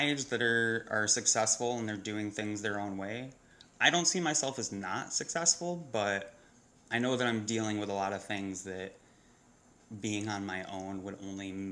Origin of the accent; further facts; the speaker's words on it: New York, United States; I am a New Yorker, not from the city originally, but it's in my blood